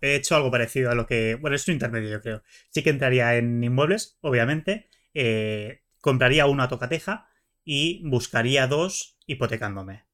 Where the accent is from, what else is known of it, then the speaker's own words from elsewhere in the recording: Barcelona, Catalonia, Spain; yo soy de Barcelona